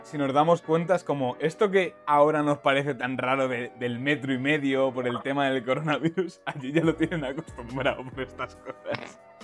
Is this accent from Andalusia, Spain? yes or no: no; Castilla-La Mancha, Spain; diré el manchego